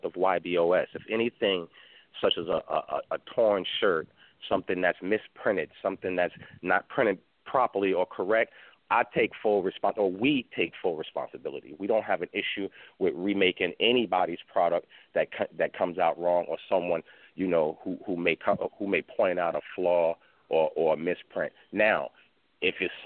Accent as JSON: {"language": "English", "region": "New York", "country": "United States", "moved": "as an adult", "lives_now": "Houston, United States", "said": "I live in Houston now. I'm originally from New York, but over the last 2 years I've been living here"}